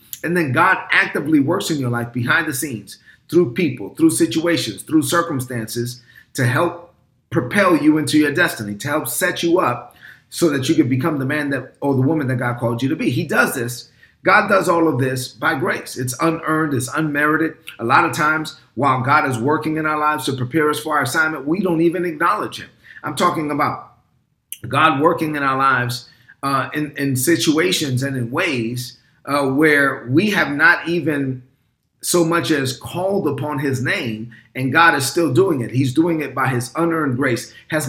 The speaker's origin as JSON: {"language": "English", "town": "New York City", "region": "New York", "country": "United States", "tie": "born or raised there", "also_born_or_lived": "Dominican Republic", "said": "I grew up in Brooklyn, New York, and I'm a son of immigrant parents from the Dominican Republic. And so I did have many experiences growing up in the Dominican Republic."}